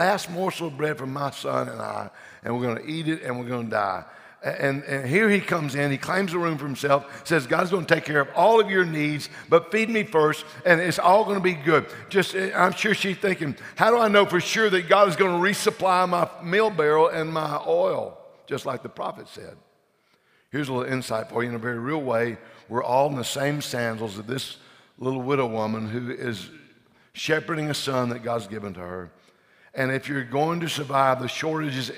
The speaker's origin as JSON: {"language": "English", "region": "Louisiana", "country": "United States", "said": "we're from Louisiana"}